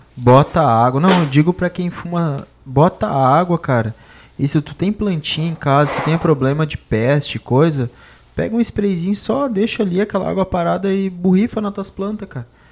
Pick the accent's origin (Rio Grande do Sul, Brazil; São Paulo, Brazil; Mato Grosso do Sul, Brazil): Rio Grande do Sul, Brazil; Montenegro; nós tivemos o privilégio de nascer no centro e no, e no mato ao mesmo tempo